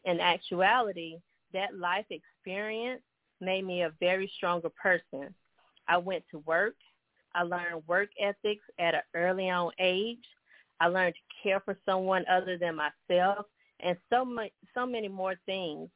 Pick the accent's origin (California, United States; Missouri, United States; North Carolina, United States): North Carolina, United States; High Point; now in Phoenix, United States; I currently reside in Phoenix, Arizona, but originally I'm from High Point, North Carolina